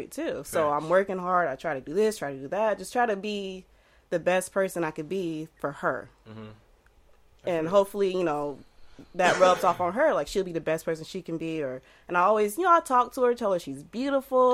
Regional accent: the South, United States; I'm from the South as well.

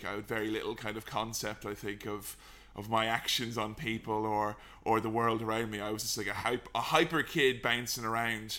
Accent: Delvin, Westmeath, Ireland; I just grew up in a small, little, tiny village in a kind of crappy part of the country where there wasn't really much going on, called Delvin in County Westmeath.

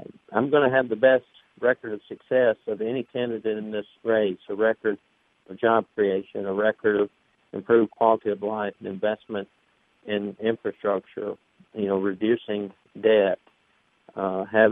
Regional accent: Tupelo, Mississippi, United States; born or raised there

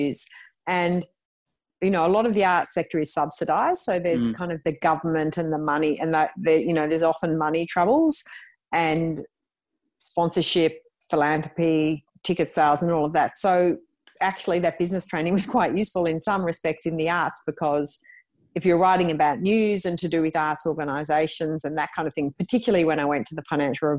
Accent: Melbourne, Victoria, Australia; I grew up in Melbourne

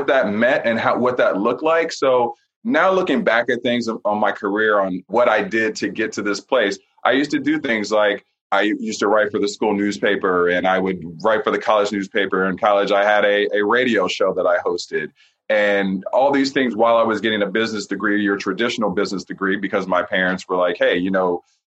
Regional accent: Ohio, United States; moved away; I'm from Ohio originally

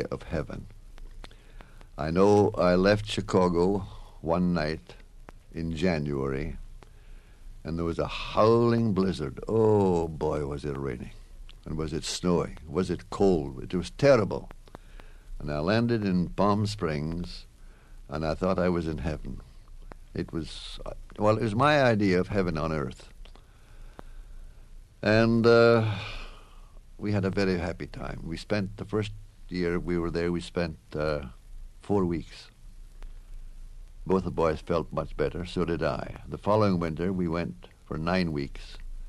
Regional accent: Scotland, United Kingdom; moved away; I was raised in Scotland

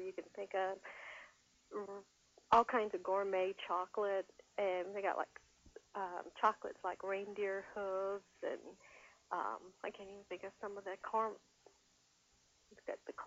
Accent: about 10 miles from Santa Claus, Indiana, United States; I live and grew up, when I grew up, I was about 10 miles from Santa Claus, and mm-hmm. now I live about 5 miles from Santa Claus.

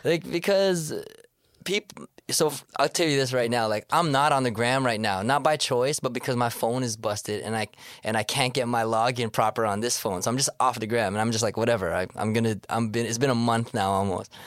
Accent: Toronto, Ontario, Canada; I'm from Scarborough. I was born in Sc, you know, that's where I grew up

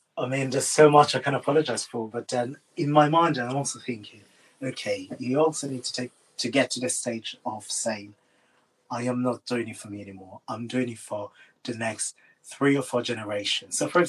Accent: Ghana; my fellow Ghanaians

